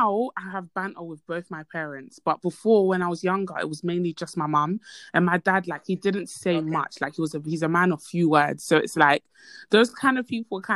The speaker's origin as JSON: {"language": "English", "country": "Côte d’Ivoire", "said": "I come from an African household. I'm from Ivory Coast."}